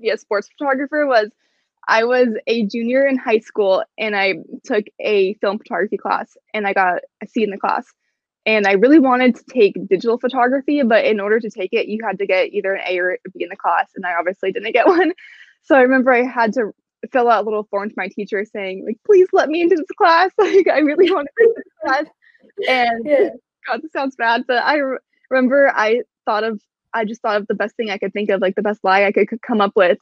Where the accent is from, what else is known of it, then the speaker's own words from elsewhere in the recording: Portland, Oregon, United States; moved away as an adult; also born or lived in Colorado / New York City; now in Seattle, United States; I'm from Portland, Oregon, and Seattle's about 3.5 hours away from Portland.